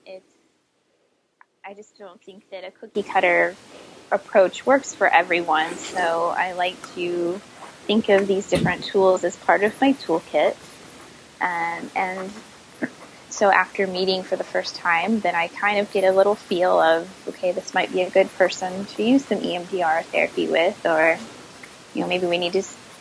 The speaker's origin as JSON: {"language": "English", "region": "Midwest", "country": "United States", "moved": "yes", "lives_now": "Virginia, United States", "said": "I'm from the Midwest"}